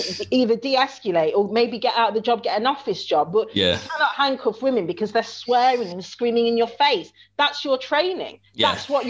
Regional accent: Chesterfield, East Midlands, United Kingdom; I'm only from Chesterfield in Derbyshire.

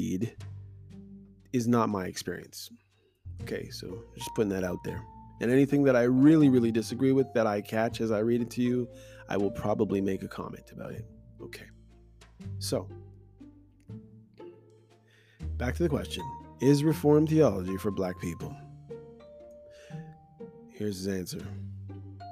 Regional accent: Canada; my experience as a Black person growing up in Canada and going to church

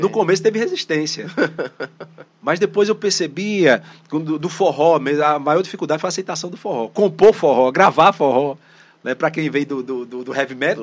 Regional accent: Northeast Region, Brazil; accent: nordestino; nosso dialeto nordestino

